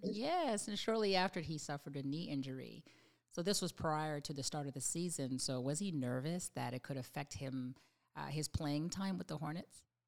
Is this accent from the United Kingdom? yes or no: no; Canada; I'm from Canada